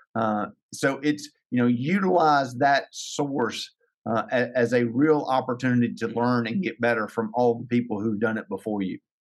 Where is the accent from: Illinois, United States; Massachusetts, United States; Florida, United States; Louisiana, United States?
Louisiana, United States; Ruston; now in Lake Charles, United States; be the CEO at Experience Ruston for my hometown